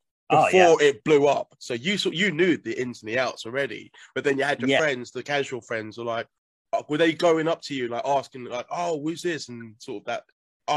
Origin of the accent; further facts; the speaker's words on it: United Kingdom; I'm from the South